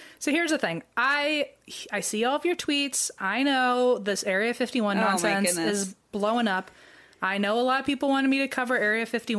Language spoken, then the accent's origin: English; Virginia, United States; moved away; also born or lived in California; when I say I'm from Virginia